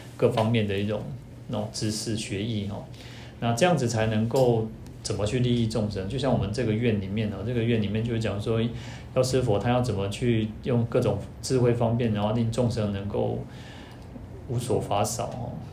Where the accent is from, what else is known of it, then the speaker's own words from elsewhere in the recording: Taiwan; 我们台湾人英文，一般英文比较差一点嘛